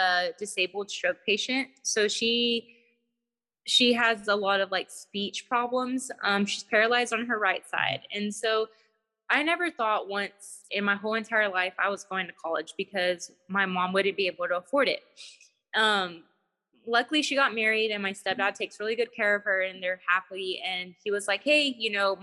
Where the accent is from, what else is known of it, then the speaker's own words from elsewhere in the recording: Texas, United States; I'm from Texas